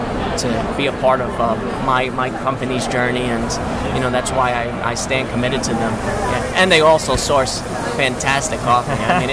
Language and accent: English; New York, United States; now in California, United States; when I moved out to California, I'm originally from New York.